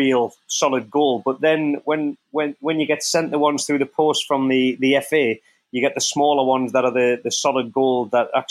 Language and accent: English; North East England, United Kingdom; I'm from the North East